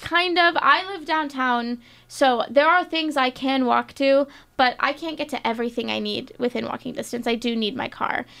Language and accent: English; Florida, United States; growing up in Florida, my, my dad, my brother, my family is big fishing people